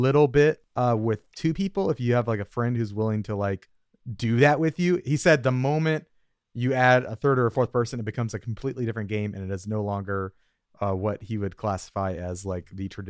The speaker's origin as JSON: {"language": "English", "region": "Minnesota", "country": "United States", "said": "I'm from Minnesota."}